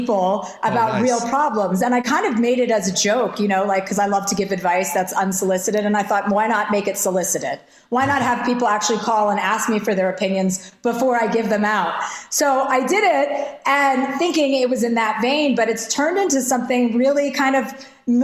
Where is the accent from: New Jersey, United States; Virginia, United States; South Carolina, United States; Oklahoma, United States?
New Jersey, United States; I'm from New Jersey